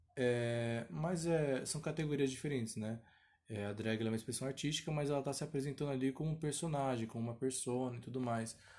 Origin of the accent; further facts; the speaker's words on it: São Paulo, Brazil; eu sou de São Paulo, capital